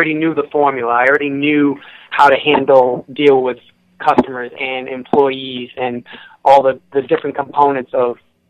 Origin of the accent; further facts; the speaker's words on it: Merrimac, Massachusetts, United States; now in Hampton, United States; growing up in Merrimack, Mass, right down the road from Epping